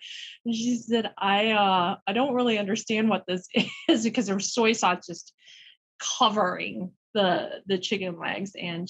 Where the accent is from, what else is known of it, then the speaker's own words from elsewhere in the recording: Fayetteville, Arkansas, United States; also born or lived in Calgary, Canada; I grew up in Fayetteville, Arkansas, and really, you know, had a had an interesting childhood until high school. But you know, I think as a Chinese family, one of very few Chinese families in Northwest Arkansas, it was just a different time. It was the early 70s